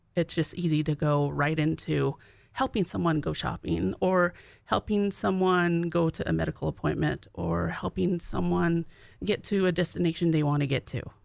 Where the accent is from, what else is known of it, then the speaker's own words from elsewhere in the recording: Arizona, United States; now in North Dakota, United States; I'm from Arizona.